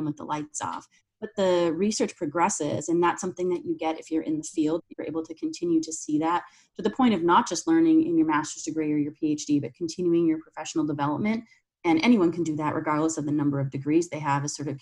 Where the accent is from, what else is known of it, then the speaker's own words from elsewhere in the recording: Canada; moved away as an adult; now in United States; I'm Canadian, so I went to university there